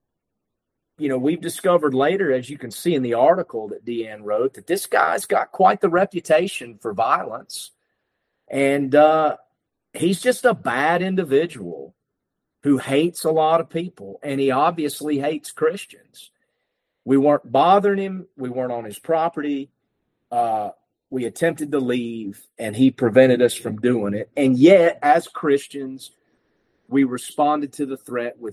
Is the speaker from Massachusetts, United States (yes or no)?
no; North Carolina, United States; I was from North Carolina